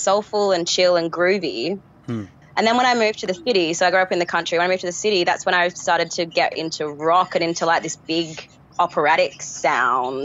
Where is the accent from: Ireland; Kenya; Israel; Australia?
Australia; now in Perth, Australia; I grew up in Australia, so I was kind of disconnected from the culture there